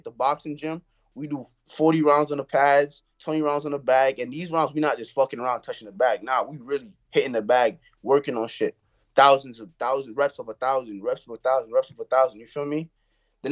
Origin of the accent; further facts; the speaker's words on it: New York City, New York, United States; the way how we grew up out here